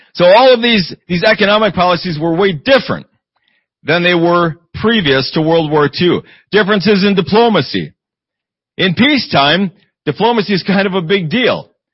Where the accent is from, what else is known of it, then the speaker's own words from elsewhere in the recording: Eau Claire, Wisconsin, United States; moved away; I grew up in Eau Claire, Wisconsin